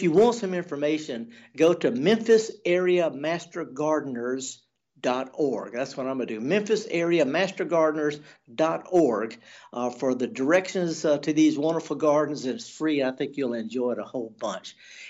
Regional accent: the South, United States; also born or lived in Jackson, Mississippi; I'm born and raised in the South. My grandparents, you know, we've been in the South for 10 or 11 generations

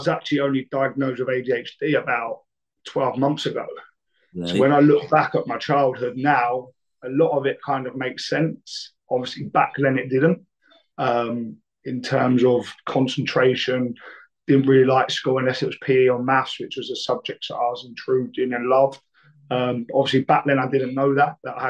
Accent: Brighton, South East England, United Kingdom; I grew up in Brighton, which is obviously a city which is unbelievable as a place

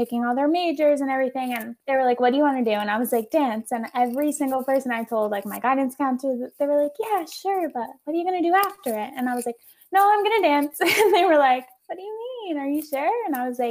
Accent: Long Island, New York, United States; moved away as an adult; now in New York City, United States; I'm from Long Island. I started dancing when I was 3

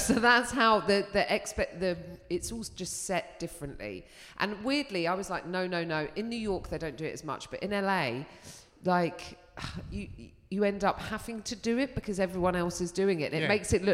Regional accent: London, United Kingdom; accent: Cockney; I'm a Londoner

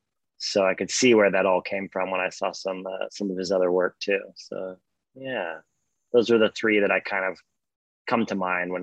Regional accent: Hawaii, United States; also born or lived in Australia; I grew up in Hawaii and Australia, and we can get into that.

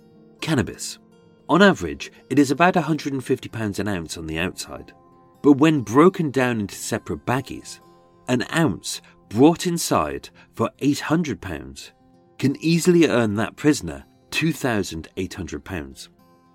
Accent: Birmingham, West Midlands, United Kingdom; accent: Brummie; I shall perform this in my birth accent. As being a Brummie, I used to sound like Benny from Crossroads.

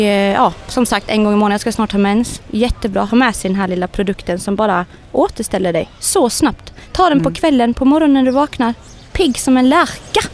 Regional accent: Sweden; skulle vi vara hemma i Sverige nu

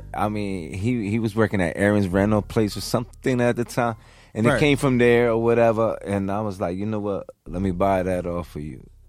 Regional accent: New Jersey, United States; also born or lived in Atlantic City, New Jersey; I'm from Jersey, but I am part of a team in Philly of DJs called the Coalition.

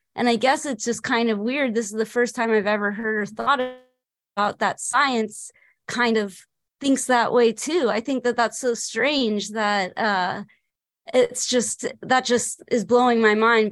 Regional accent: Los Angeles, California, United States; I grew up in Los Angeles

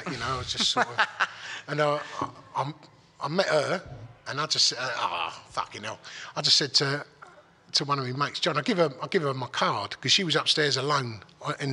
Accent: Dagenham, London, United Kingdom; I'm from Dagenham

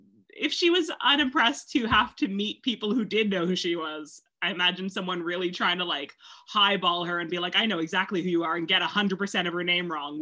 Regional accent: Ottawa, Ontario, Canada; moved away as an adult; now in London, United Kingdom; I'm from Ottawa, Canada, where there's very few famous people. So it's still 8 years into living in London.

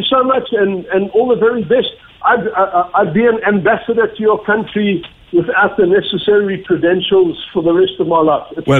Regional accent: South Africa; And being in South Africa, being in Ireland and being in South African

